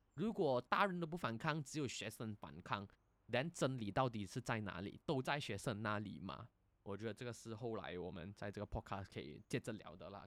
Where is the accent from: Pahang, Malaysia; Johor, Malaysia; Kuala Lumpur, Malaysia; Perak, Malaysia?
Kuala Lumpur, Malaysia; now in Singapore; 因为我们吉隆坡人是会讲香港话的嘛，所以，不，是会讲广东话的嘛